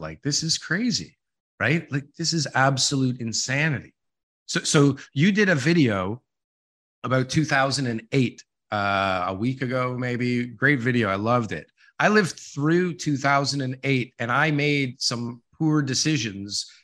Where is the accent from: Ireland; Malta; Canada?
Canada; Ontario; I'm from Ontario